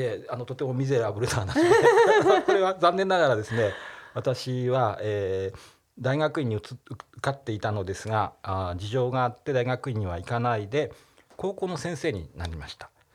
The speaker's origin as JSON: {"language": "Japanese", "region": "Nagano", "country": "Japan", "tie": "born or raised there", "said": "長野ですから地元信州大学ってとこに行ったんですけど"}